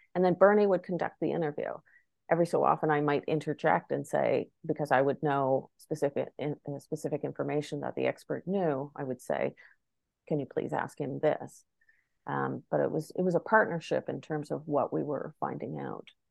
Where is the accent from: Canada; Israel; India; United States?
Canada; Charlottetown, Prince Edward Island; moved away as an adult; I grew up in Charlottetown, uh, P E I, but even though I was born in the Charlottetown Hospital and raised there for the first twenty years of my life